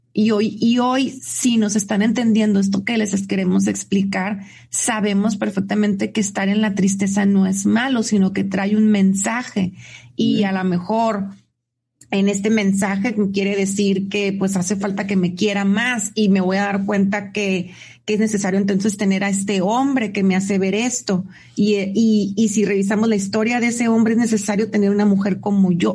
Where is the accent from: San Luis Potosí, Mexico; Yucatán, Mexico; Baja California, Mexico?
Baja California, Mexico; Tijuana; un tijuanense, que así nos dicen